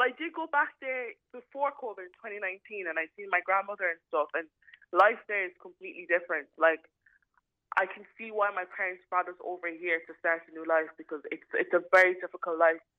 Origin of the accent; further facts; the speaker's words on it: Nigeria; My stepmother, who's Irish, never let me forget about it, that I am Nigerian at the end of the day. And even though I have a Nigerian passport and I will have an Irish passport, I am an Irish citizen